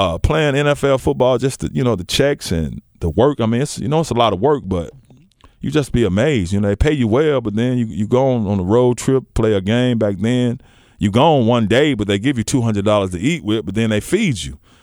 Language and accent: English; Memphis, Tennessee, United States; I grew up in White Haven.